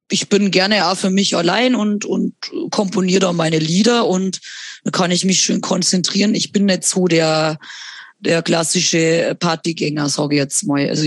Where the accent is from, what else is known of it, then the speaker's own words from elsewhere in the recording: Bavaria, Germany; verdient man tatsächlich in der behinderten äh, Betreuung am besten bei uns in Bayern.